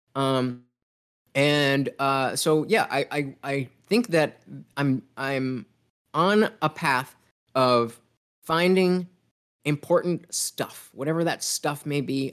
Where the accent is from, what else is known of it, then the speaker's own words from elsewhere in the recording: United States; me being an American kid